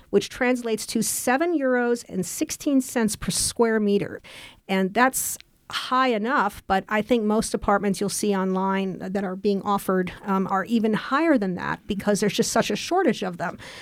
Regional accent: United States; now in Berlin, Germany; I'm an American refugee in Berlin. I've moved here, uh, permanently

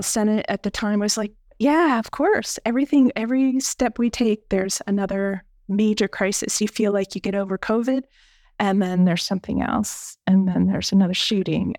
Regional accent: near Gettysburg, Pennsylvania, United States; moved away as an adult; also born or lived in upstate New York / San Francisco; now in Lehigh Valley, United States; I grew up near Gettysburg, so, um, I am from Pennsylvania

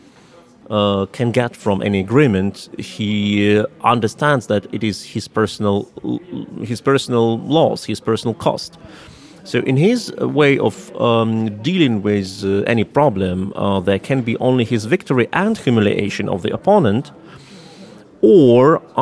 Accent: Russia; moved away as an adult; also born or lived in Moscow; now in Germany; I was born in Russia and I was a Russian citizen for the bigger part of my life. And I was socialized in Russia

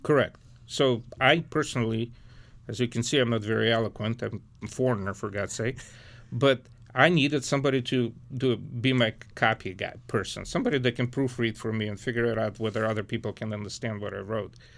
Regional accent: Lviv, Lviv Oblast, Ukraine; now in Detroit, United States; I was born in Ukraine, I was born in western Ukraine, the city of Lviv.

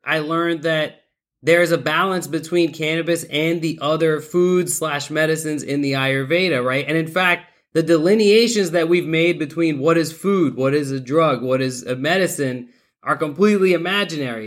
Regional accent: Pakistan; I'm I'm Pakistani. That's definitely been uh, you know within my culture uh, since childhood.

